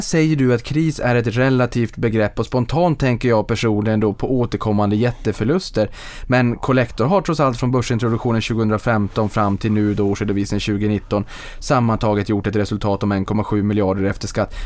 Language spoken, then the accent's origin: Swedish; Boden, Norrbotten County, Sweden; Boden i min hemstad